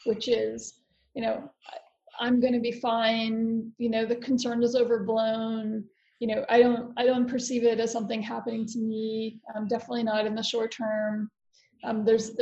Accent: Florida, United States; I'm also American and I'm from Florida

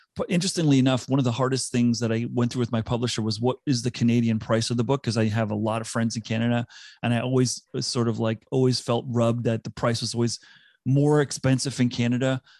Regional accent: South Africa; accent: South African; moved away; also born or lived in United States / Singapore / Vancouver; I grew up in South Africa. I had to adapt and was m, teased mercilessly when I moved to the U S 'cause I had a very strong South African accent.

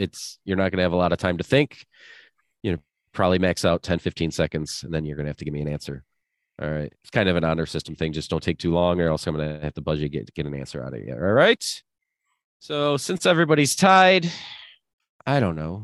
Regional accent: Buffalo, New York, United States; I'm from Buffalo, New York

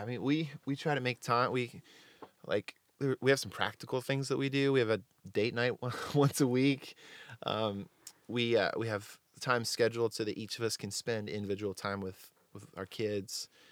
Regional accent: Delaware, United States; moved away as an adult; now in Nashville, United States; I'm originally from Delaware. My parents live in the same house that I grew up

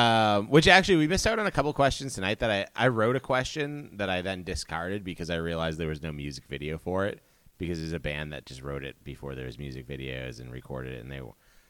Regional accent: Massachusetts, United States; You're coming from Florida, I'm coming from Massachusetts.

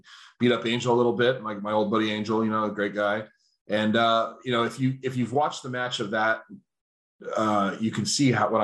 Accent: Simi Valley, California, United States; my hometown of Simi Valley, California

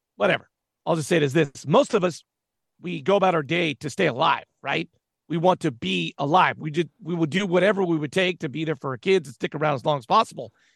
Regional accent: Southern California, United States; I'm from Southern California

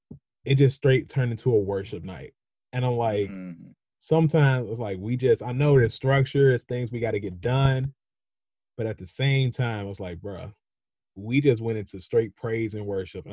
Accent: Chicago, Illinois, United States; I am born and raised in Chicago

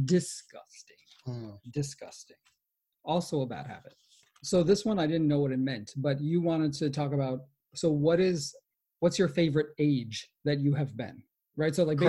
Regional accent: United States; as an American kid

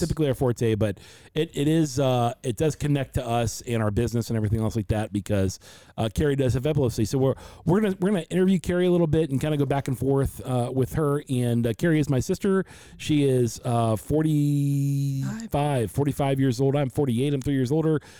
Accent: Loveland, Ohio, United States; also born or lived in Forest Park, Ohio; we come from the Midwest, come to Cincinnati, Ohio, a little suburb outside Cincinnati called Loveland.

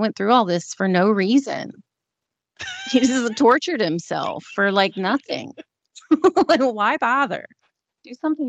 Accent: the South, United States; I'm from the South.

